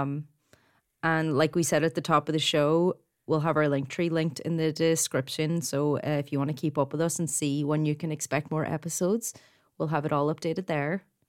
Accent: Ireland; accent: Irish; In case you didn't pick up by my accent, I'm actually Irish Catholic, brought up that way

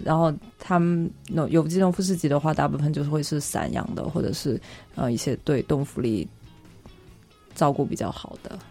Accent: Guangxi, China; now in Beijing, China; 我老家广西

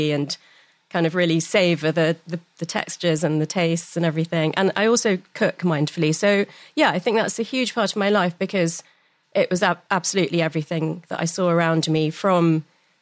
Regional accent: London, United Kingdom; I grew up in North London, had all the meditation and yoga and chanting and incense at home

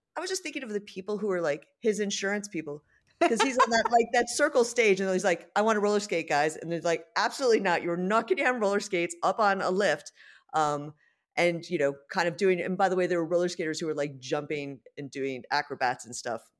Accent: United States; now in London, United Kingdom; being an American

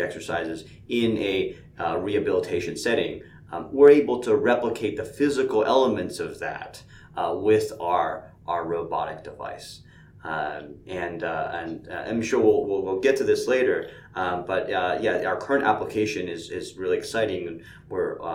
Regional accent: Connecticut, upstate New York, United States; moved away as an adult; now in Atlanta, United States; I grew up mostly in the Northeast, upstate New York, in Connecticut. I moved to Atlanta at this point

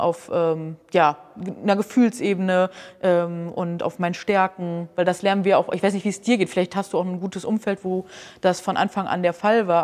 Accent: Hamburg, Germany; ich komme aus Hamburg

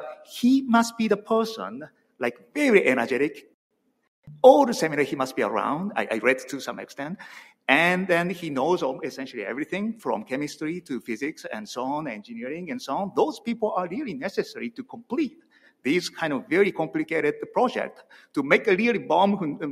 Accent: Japan; English is a second language; moved away; I'm from Japan

